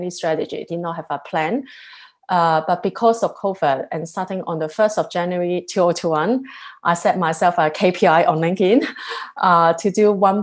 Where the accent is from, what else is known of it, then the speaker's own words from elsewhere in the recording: Hong Kong; also born or lived in Singapore; now in London, United Kingdom; I love Hong Kong, where I come from